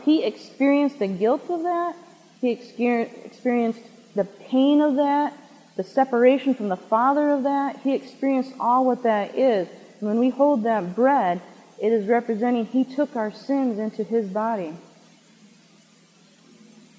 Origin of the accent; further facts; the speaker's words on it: Michigan, United States; Michigan, where we are